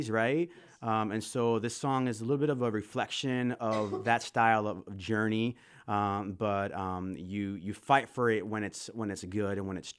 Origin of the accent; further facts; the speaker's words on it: Florida, United States; moved away as an adult; also born or lived in West Michigan; now in Holland, Michigan, United States; I am from Florida originally